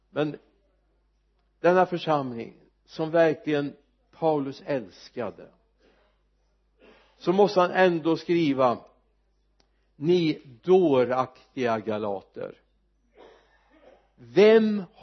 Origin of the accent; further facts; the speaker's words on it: Mariestad, Västra Götaland, Sweden; hemma i Mariestad